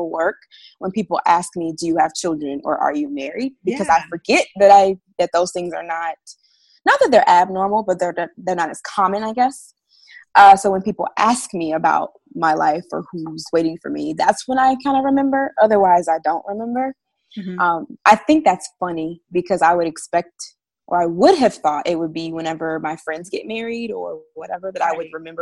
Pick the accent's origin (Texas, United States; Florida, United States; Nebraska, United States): Florida, United States; now in Georgia, United States; I am originally from Florida, been living up in Georgia for the past actually 11 years now